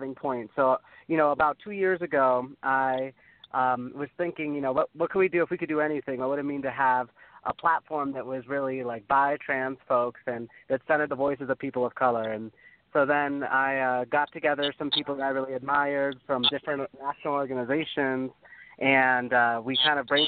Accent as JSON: {"language": "English", "region": "the South", "country": "United States", "said": "I'm from the South"}